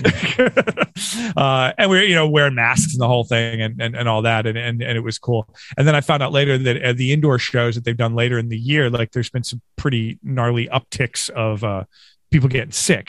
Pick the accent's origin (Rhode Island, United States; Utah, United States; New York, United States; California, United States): New York, United States; Western; growing up in Western New York